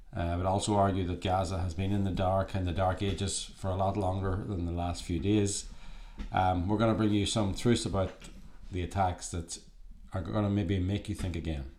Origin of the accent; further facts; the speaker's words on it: Ireland; now in California, United States; Irish people, we're Irish, uh, we're actually in Ireland at the moment, um, even though we're based in California